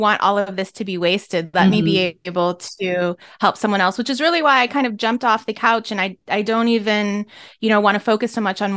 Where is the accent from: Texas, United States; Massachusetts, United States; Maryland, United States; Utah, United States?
Maryland, United States; I'm from Maryland